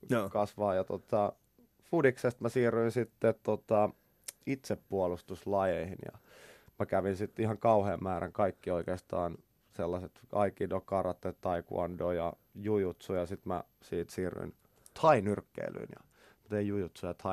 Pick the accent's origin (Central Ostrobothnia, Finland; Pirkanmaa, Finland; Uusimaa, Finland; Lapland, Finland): Uusimaa, Finland; Helsinki; Mä oon syntynyt ihan kuule Kätilöopistolla Helsingissä.